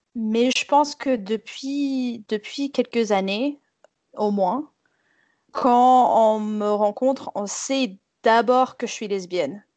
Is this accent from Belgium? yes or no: no; United States; moved away; je suis née aux États-Unis dans une famille Southern Baptist